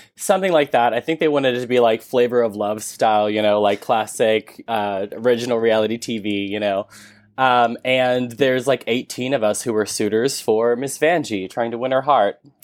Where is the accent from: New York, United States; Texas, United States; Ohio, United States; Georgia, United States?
Texas, United States; I'm from Texas.